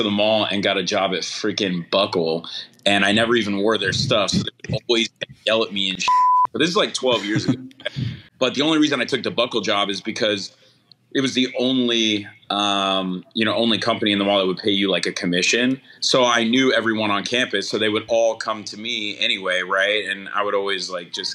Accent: Columbus, Ohio, United States; I was born and raised here in Columbus, Ohio

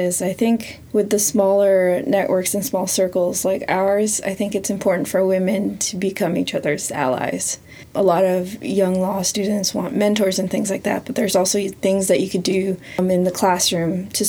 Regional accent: Philippines; also born or lived in Canada; growing up in Canada and growing up in the Philippines

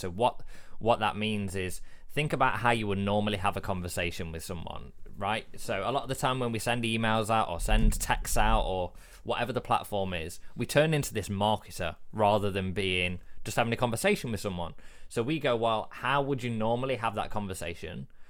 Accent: England, United Kingdom; I'm English

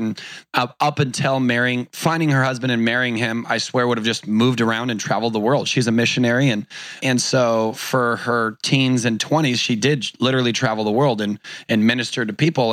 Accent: Newport Beach, California, United States; Grew up in Orange County, California. I was born in Newport Beach

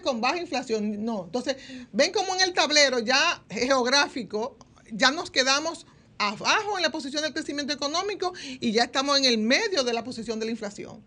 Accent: Dominican Republic

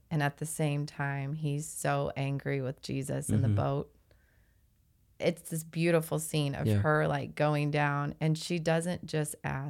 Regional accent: Kansas City, United States; also born or lived in North Carolina; So third grade, then we moved from North Carolina. I had this experience, from North Carolina back to Kansas City. Well, for me, the first time, my dad was from here.

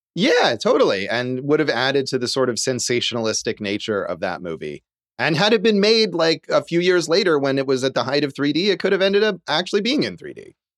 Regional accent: California, United States; as a kid growing up in California

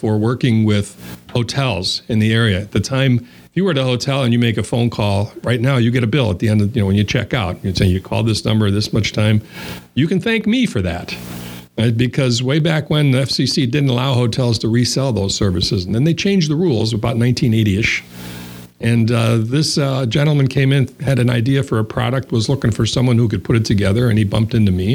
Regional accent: Chicago, Illinois, United States; moved away; also born or lived in Wisconsin; I was born and raised in Chicago, so that made me what they call around here a fib

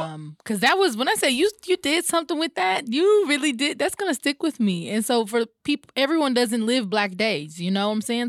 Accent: Atlanta, Georgia, United States; I grew up over in Pittsburgh

